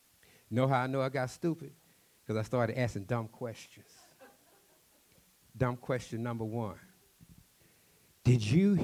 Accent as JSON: {"language": "English", "region": "Texas", "country": "United States", "said": "He asked me about Texas. I told him I was from Texas, and he wanted to know if I was a cowboy."}